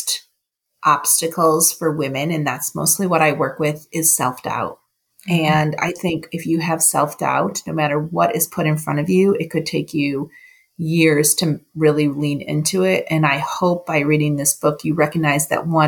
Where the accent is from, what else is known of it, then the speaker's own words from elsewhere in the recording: Buffalo, New York, United States; now in Cleveland, United States; I grew up in Buffalo